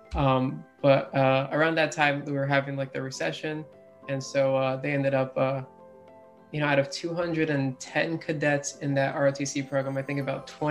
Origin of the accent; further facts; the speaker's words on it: Florida, United States; also born or lived in Philadelphia, Pennsylvania / Boca Raton, Florida / Deerfield Beach, Florida / Melbourne, Florida; I only stayed there until I was about five years old, where I moved to South Florida, Boca and Deerfield area, and I was there until about 13